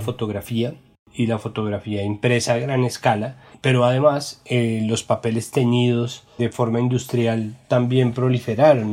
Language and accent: Spanish; Bogotá, Colombia; los rolos le llamamos a, al juego de pegarle un murito con una pelota de tenis con la mano